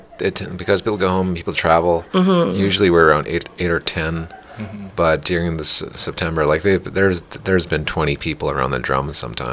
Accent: Canada; I am from Norris Cree Nation.

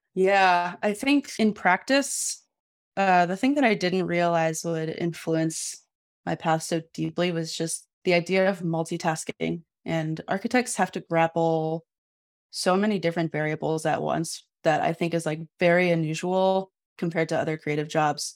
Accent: Midwest, United States; I was a teenager growing up in the Midwest

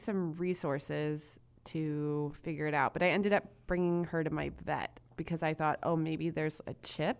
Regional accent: Indianapolis, Indiana, United States; I'm from Indianapolis to be exact.

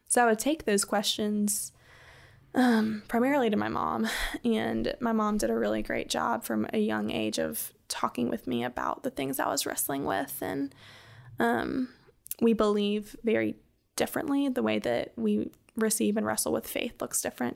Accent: the Carolinas, United States; moved away as an adult; now in Birmingham, United States; I'm originally from the Carolinas and moved to Birmingham, um, I guess like five or six years ago

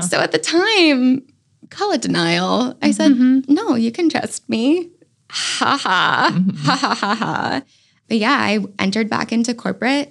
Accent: Virginia, United States; now in North Carolina, United States; I'm actually from Virginia

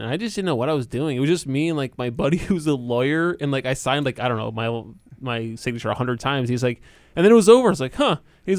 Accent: Connecticut, United States; I grew up in Connecticut

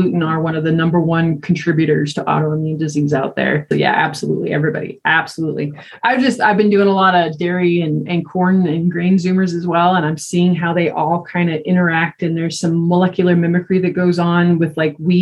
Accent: Greeley, Colorado, United States; moved away; I grew up in Greeley

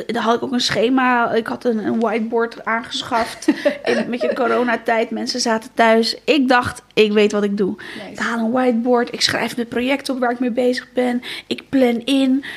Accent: Alblasserdam, South Holland, Netherlands; now in Rotterdam, Netherlands; geboren in Alblasserdam.

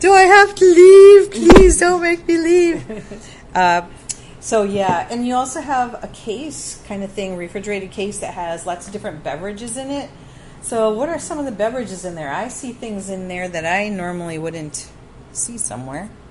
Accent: Wisconsin, United States; I grew up in Wisconsin

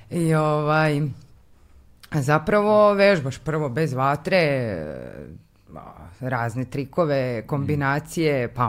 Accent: Kikinda, Vojvodina, Serbia; moved away as an adult; also born or lived in Belgrade; Iz Kikinde sam, e, tamo sam rođena i tog leta sam upisala faks

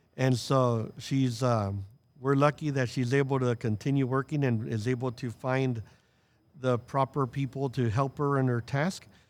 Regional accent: San Antonio, Texas, United States; I was born and raised in San Antonio

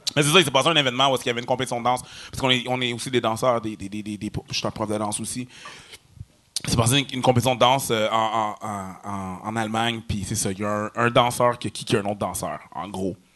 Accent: Quebec, Canada; on vient du Québec, parce qu'on est québécois

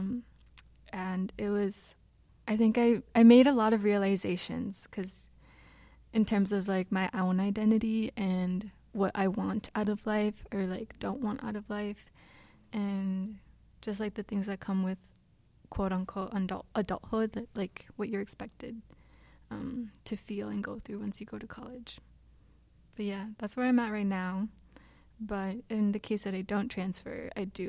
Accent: Minneapolis, Minnesota, United States; I'm from the Twin Cities

